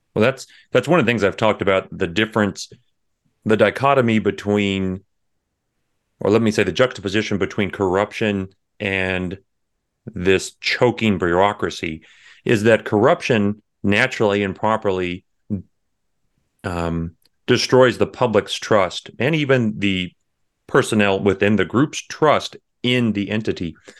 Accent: near San Antonio, Texas Hill Country, United States; I was born in San Antonio. I was raised in the hill country right outside there

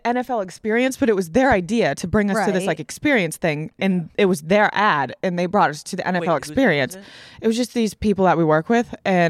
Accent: Boston, Massachusetts, United States; we're from Boston.

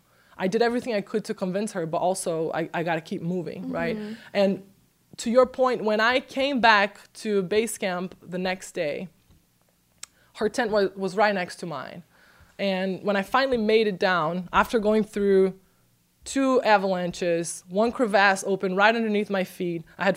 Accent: Brazil; I'm from Brazil.

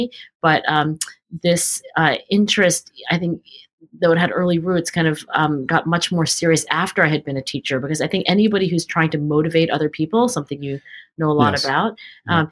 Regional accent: Cherry Hill, New Jersey, United States; born or raised there

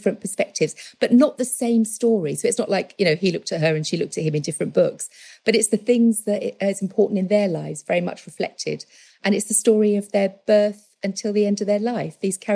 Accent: London, United Kingdom; moved away as an adult; also born or lived in Essex / Romford; now in West Country, United Kingdom; I was born in Stepney. My family are from East Ham, Forest Gate and North London.

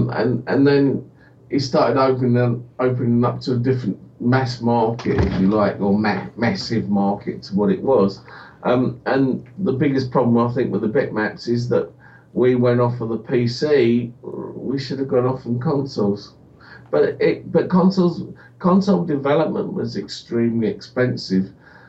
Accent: United Kingdom; And we're British, so therefore let's make a history book.

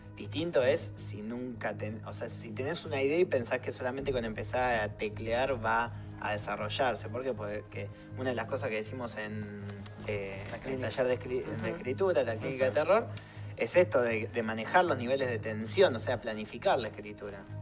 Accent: Pergamino, Buenos Aires Province, Argentina; Hay otro que pasa en Pergamino. Hay otro que, es de donde soy yo

